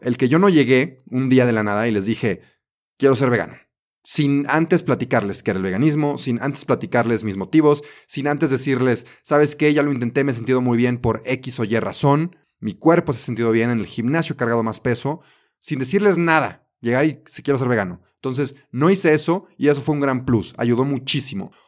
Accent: Mexico; also born or lived in Belgium; yo me fui a, a Bélgica a estudiar un año, me salí de México

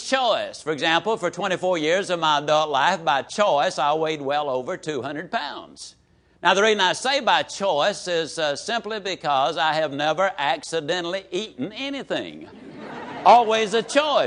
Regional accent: Yazoo City, Mississippi, United States; I can tease about my hometown

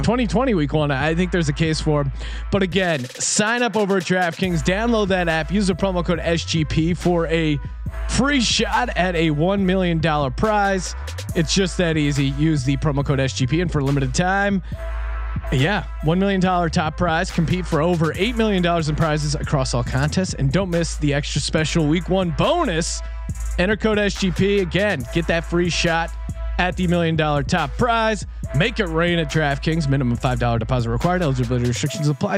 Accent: Bethlehem, Pennsylvania, United States; my hometown, Bethlehem, Pennsylvania

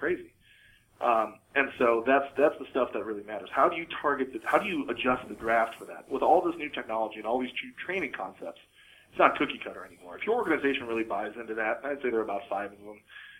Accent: Midwest, United States; now in Seattle, United States; I grew up in the Midwest

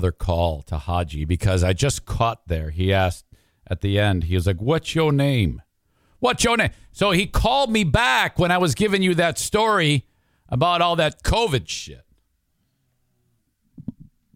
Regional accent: Michigan, United States; I'm from Michigan, United States

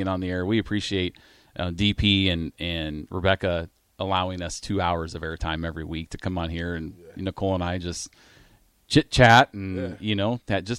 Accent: Iowa, United States; moved away as an adult; also born or lived in Grand Island, Nebraska; now in Nebraska, United States; We moved to Iowa when I was 2, so I lived in Iowa almost my whole life

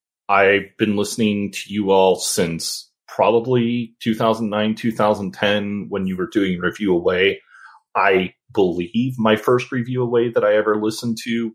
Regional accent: Kansas, United States; I'm from Kansas.

